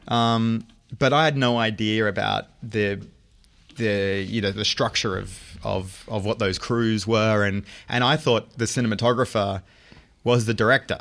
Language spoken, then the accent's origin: English; Brisbane, Queensland, Australia; moved away as an adult; now in New York, United States; I'm a Brizzy boy